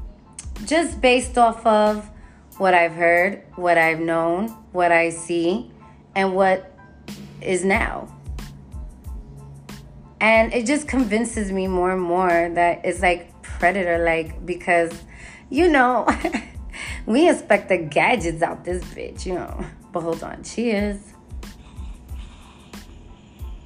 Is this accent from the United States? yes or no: yes; New York City, New York, United States; I'm from the Bronx